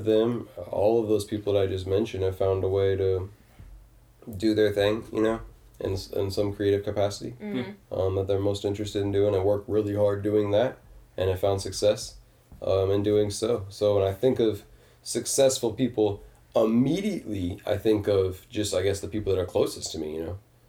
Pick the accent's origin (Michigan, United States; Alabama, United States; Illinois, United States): Michigan, United States; Detroit; I always say I'm from Detroit. I can't even know the freaking area code.